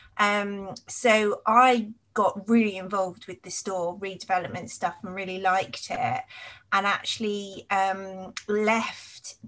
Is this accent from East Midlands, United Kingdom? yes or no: no; Cambridge, East of England, United Kingdom; also born or lived in Nottingham; I grew up in Cambridge.